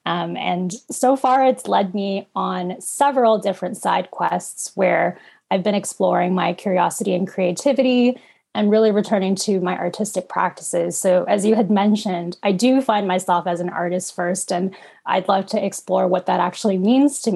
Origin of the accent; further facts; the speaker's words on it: Canada; also born or lived in Philippines; I was an infant immigrant in what is known today as Canada. And I was born in the Philippines and came here when I was about 4 or 5 years old